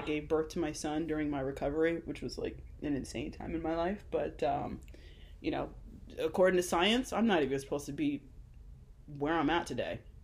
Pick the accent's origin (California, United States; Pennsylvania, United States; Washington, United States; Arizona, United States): Arizona, United States; Glendale; we grew up in Glendale, Arizona